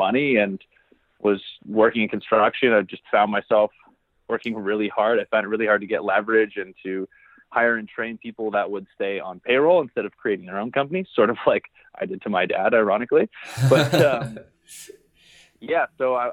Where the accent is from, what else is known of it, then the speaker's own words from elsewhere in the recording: Barrie, Ontario, Canada; I actually grew up in Barrie, Ontario, Canada